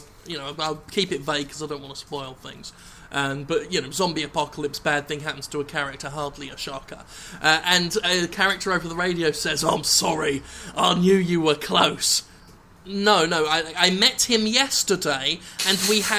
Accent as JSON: {"language": "English", "town": "Erith", "region": "London", "country": "United Kingdom", "tie": "born or raised there", "said": "I was born and raised in Erith"}